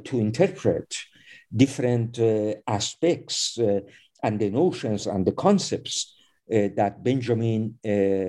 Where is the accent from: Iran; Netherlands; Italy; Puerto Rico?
Iran; I am also by birth an Iranian